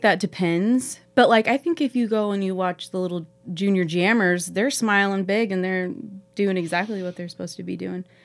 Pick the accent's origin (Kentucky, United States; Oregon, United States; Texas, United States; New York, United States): Oregon, United States; Pendleton; now in Heppner, United States; growing up in Pendleton